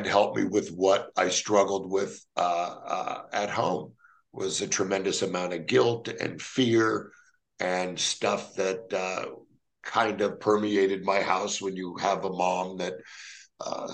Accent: Los Angeles, California, United States; Growing up, I grew up in the San Fernando Valley of Los Angeles

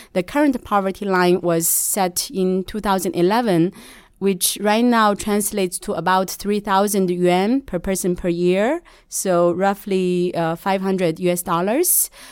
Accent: Shanxi, China; moved away as an adult; also born or lived in United States; now in New York, United States; I'm initially from Shanxi

